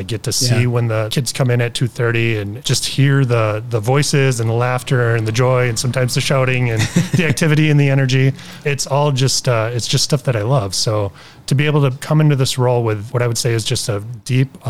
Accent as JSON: {"language": "English", "town": "Beloit", "region": "Wisconsin", "country": "United States", "tie": "born or raised there", "said": "where I grew up in Beloit. I grew up in a neighborhood where we had a lot of poverty"}